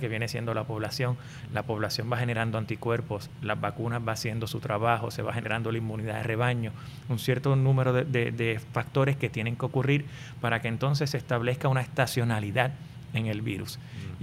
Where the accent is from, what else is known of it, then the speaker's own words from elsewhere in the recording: Puerto Rico; yo soy nacido y criado en, en Puerto Rico